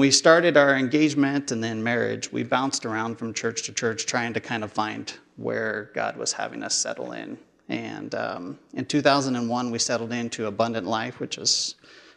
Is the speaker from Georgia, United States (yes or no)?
no; Portland, Oregon, United States; I grew up in North Portland until middle school. Then middle school, we moved out here to Southeast Portland area.